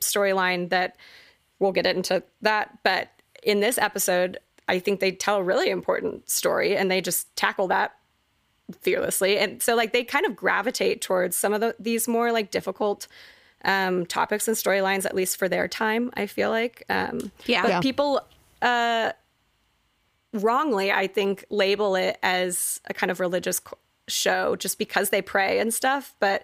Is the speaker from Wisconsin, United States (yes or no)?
no; Fort Worth, Texas, United States; I grew up like in Texas, going to church every Sunday was not an option